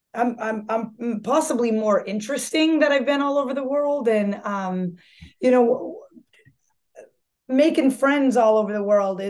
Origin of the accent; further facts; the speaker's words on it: Marshfield, Massachusetts, United States; I was born in Marshfield, Massachusetts, and uh, I, I, still have the same friends from when I was a child